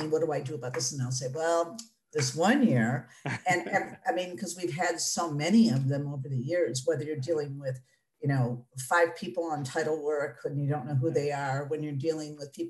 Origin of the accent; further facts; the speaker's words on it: Detroit, Michigan, United States; I'm born and raised in Detroit. And so I'm a Northwest Detroit individual